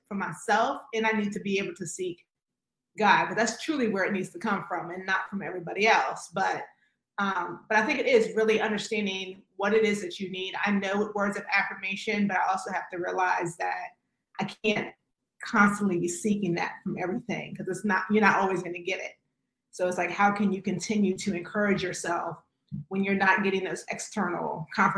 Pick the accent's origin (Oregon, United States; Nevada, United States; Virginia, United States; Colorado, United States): Virginia, United States; moved away; also born or lived in North Carolina; I'm originally from Virginia, with the school in North Carolina.